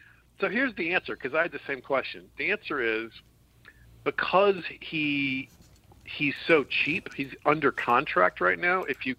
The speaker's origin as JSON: {"language": "English", "region": "Florida", "country": "United States", "tie": "born there", "said": "I was born in Florida. I love Florida, but man, Florida does deserve some of the hell that it gets."}